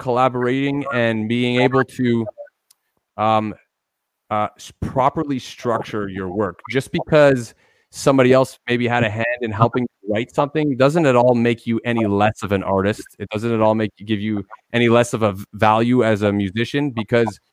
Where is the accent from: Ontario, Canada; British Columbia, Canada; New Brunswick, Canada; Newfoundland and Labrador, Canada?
Ontario, Canada; Toronto; guys we grew up playing with on Toronto's, you know, local music scene back in the day